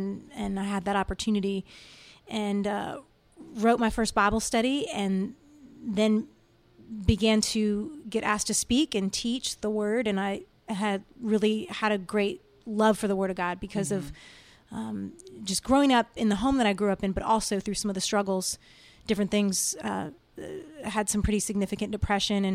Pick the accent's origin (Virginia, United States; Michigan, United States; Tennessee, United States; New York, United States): Virginia, United States; Washington, D.C. area; moved away as an adult; now in Nashville, United States; I grew up in the Washington, D.C. area, actually in Virginia